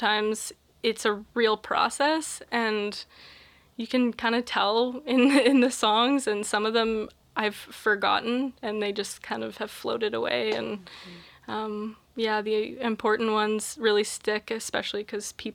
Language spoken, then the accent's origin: English; Cochrane, Alberta, Canada; moved away as an adult; now in Victoria, Canada; I grew up on Stony Nakota territory, which is now called Cochrane, Alberta